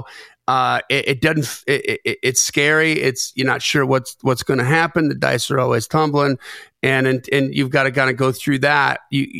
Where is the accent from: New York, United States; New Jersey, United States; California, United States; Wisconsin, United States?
Wisconsin, United States; Lake Geneva; moved away; also born or lived in Delavan, Wisconsin; I grew up in Lake Geneva, Wisconsin, Delvin, Wisconsin. So southeastern, just about an hour and 15 minutes north of Chicago.